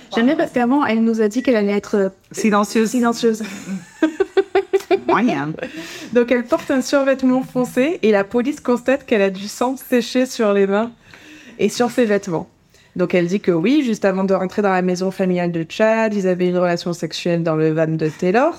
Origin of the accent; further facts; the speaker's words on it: France; en tant que Français